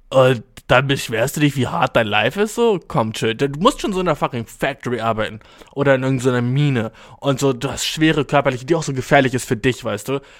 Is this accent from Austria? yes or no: no; Albania; Ich komme aus Albanien, Mann, dude.